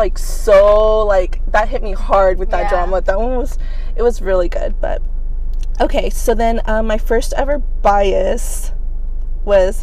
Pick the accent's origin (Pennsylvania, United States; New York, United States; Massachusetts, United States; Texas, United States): Texas, United States; Houston; now in Fort Worth, United States; I'm from Houston, but I currently live in Fort Worth